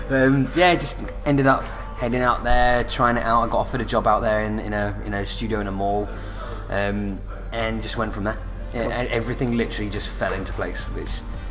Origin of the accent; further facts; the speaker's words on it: Stevenage, East of England, United Kingdom; moved away; also born or lived in Shefford / London; I was born in Stevenage, if you want to go back that far. lived in the mighty town, the home of metal, Shefford.